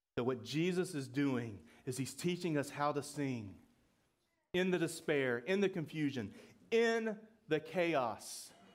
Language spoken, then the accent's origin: English; Georgia, United States; I'm from Georgia